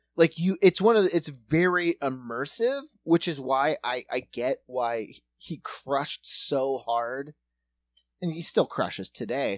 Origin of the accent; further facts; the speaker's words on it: Watertown, United States; growing up in Watertown.